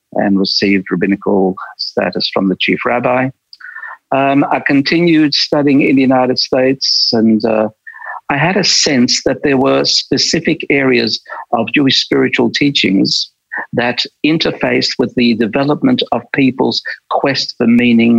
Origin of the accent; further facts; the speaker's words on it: Melbourne, Victoria, Australia; first language Polish; also born or lived in Krakow, Poland; I was raised in a suburb called West Brunswick for the first dozen years of my life